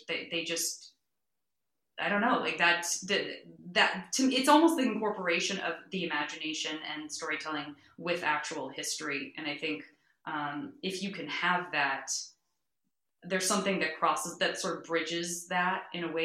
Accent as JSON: {"language": "English", "town": "Tucson", "region": "Arizona", "country": "United States", "tie": "born or raised there", "also_born_or_lived": "San Francisco", "moved": "as an adult", "said": "my first through sixth grade schools were in the historic barrio of Tucson"}